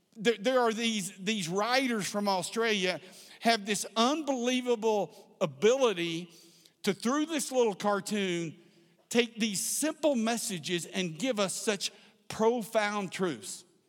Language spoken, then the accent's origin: English; South Texas, United States; I grew up in South Texas